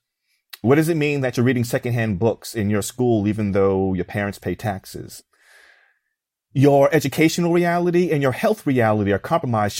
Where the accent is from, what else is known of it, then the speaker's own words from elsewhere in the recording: New York, United States; growing up in New York in the 90s as a young Black man